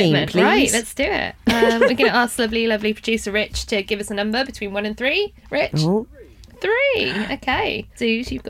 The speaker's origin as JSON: {"language": "English", "town": "Cardiff", "region": "Wales", "country": "United Kingdom", "said": "Yes, I'm from Cardiff, though. And I pick up other people's accents by osmosis."}